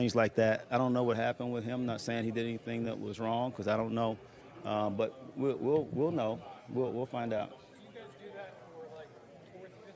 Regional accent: Tallahassee, Florida, United States; I'm from Tallahassee, Florida

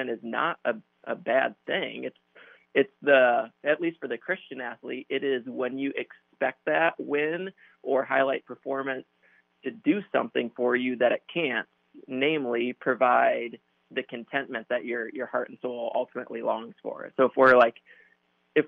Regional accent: Grand Rapids, Michigan, United States; So I grew up in Grand Rapids, Michigan

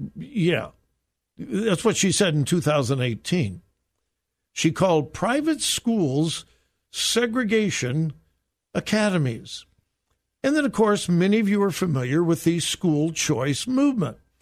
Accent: Southern California, United States; moved away; I grew up in Southern California in a wonderful, wonderful, wonderful time

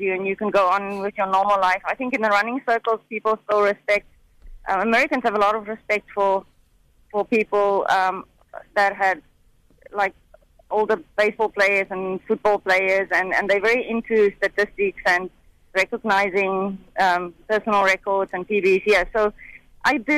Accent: Bloemfontein, Free State, South Africa; moved away; also born or lived in England; growing up in South Africa at that time, I was in Bloemfontein.

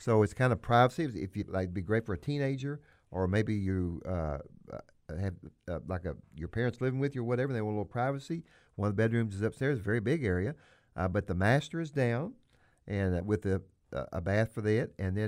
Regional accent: Missouri, United States; I am from the Boot Heel of Missouri, you are as well

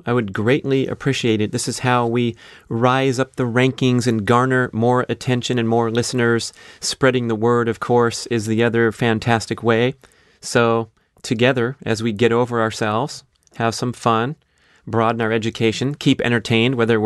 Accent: San Fernando Valley, California, United States; growing up in the San Fernando Valley, a large Jewish community

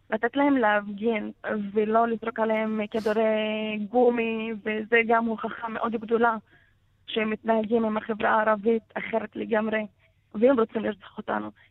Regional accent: Palestine; הדגל הפלסטיני זה הזהות שלנו, זה לא שום דבר אחר. אנחנו כן פלסטינים, במקור שלנו אני פלסטינית.

